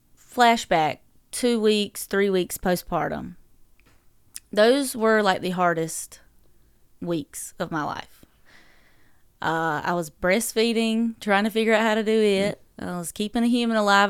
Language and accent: English; Dublin, North Carolina, United States; accent: southern drawl; moved away as an adult; also born or lived in Fayetteville, North Carolina; now in Owensboro, United States; I grew up in Dublin, North Carolina, um, peanut capital of the world